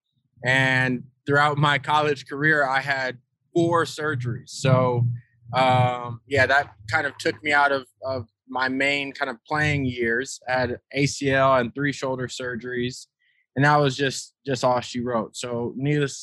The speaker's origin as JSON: {"language": "English", "town": "Rialto", "region": "California", "country": "United States", "tie": "born or raised there", "also_born_or_lived": "Las Vegas, Nevada", "moved": "as an adult", "said": "I'm born and raised in Rialto, California, actually where I'm at now, at my parents' place"}